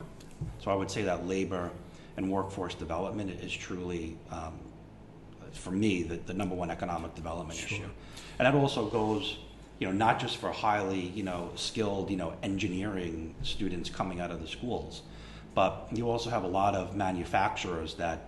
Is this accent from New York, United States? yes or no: yes; Lindenhurst, New York, United States; Growing up in Lindenhurst, being a Lindenhurst graduate, you know, I know the village and the town, hamlet of Lindenhurst very well.